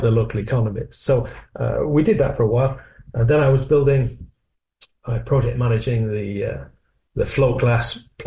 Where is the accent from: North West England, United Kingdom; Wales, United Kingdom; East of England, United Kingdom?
North West England, United Kingdom; moved away as an adult; also born or lived in Milton Keynes; now in Northampton, United Kingdom; when you come down from the northwest of England, which is, you may lean for my accent, I was from the northwest.